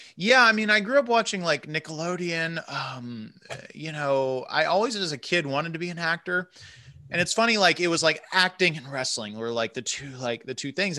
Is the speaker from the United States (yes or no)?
yes; Central Florida, United States; moved away; I'm from Central Florida originally